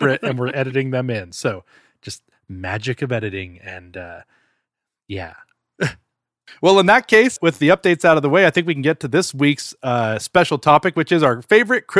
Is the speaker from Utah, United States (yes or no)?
yes; Utah, United States; we grew up in Utah, and so it was usually very cold.